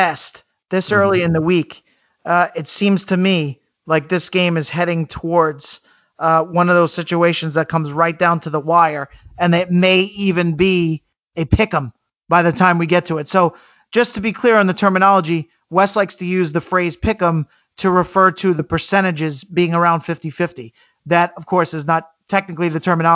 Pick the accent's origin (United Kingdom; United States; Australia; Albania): United States; New York; I'm from New York